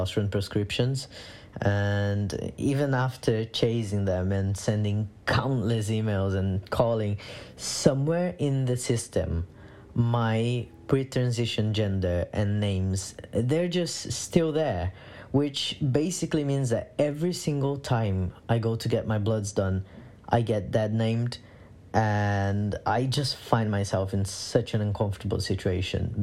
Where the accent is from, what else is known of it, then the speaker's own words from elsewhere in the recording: Brazil; moved away as an adult; now in London, United Kingdom; I was born and raised in Brazil. And I came to the UK in 2017